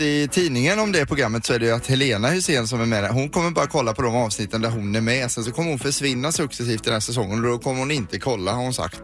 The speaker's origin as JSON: {"language": "Swedish", "town": "Ramdala", "region": "Blekinge", "country": "Sweden", "tie": "born or raised there", "moved": "yes", "said": "i Ramdala medborgarhus där jag kommer ifrån"}